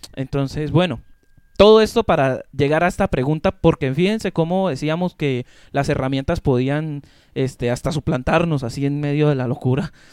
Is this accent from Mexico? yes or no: no; Colombia; como latinoamericanos que somos y como colombianos que somos